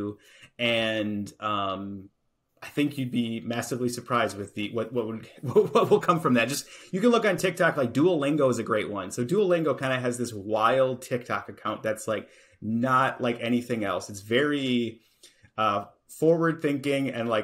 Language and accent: English; Appleton, Wisconsin, United States; you're from Appleton, Wisconsin, which is where I'm from.